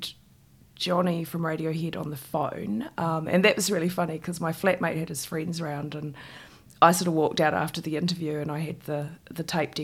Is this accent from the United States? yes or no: no; Christchurch, Canterbury, New Zealand; I grew up in Shirley in Christchurch in a state house.